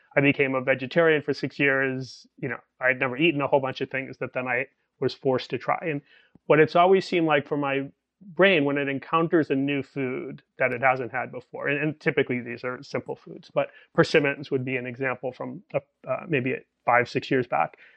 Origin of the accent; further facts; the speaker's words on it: Boston, Massachusetts, United States; moved away; I'm Irish American from Boston originally